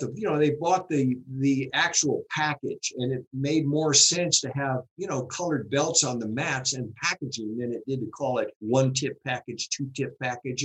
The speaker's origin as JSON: {"language": "English", "town": "Los Angeles", "region": "California", "country": "United States", "tie": "born or raised there", "said": "I spent a lot of time in Hollywood, but I grew up in Hollywood."}